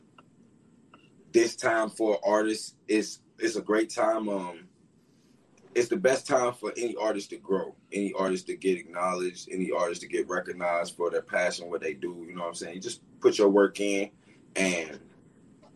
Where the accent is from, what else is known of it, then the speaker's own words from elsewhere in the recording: Durham, North Carolina, United States; I'm from Durham, North Carolina